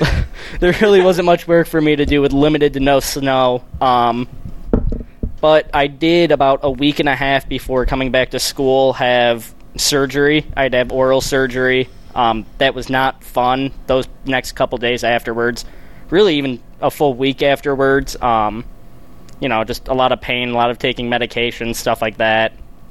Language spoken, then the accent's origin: English; Chicago, Illinois, United States; No, I am actually from the south side of Chicago.